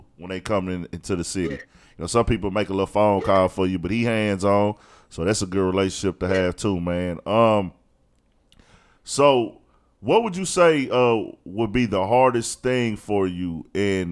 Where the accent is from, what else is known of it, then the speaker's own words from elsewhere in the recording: Houston, Texas, United States; I'm from Houston